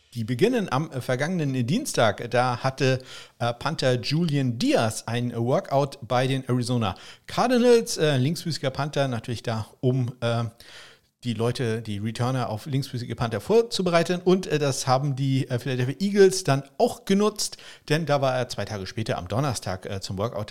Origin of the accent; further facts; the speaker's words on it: Probstei, Schleswig-Holstein, Germany; meine alte Heimat, die Propstei. Das ist so ein Landstrich hier in Schleswig-Holstein.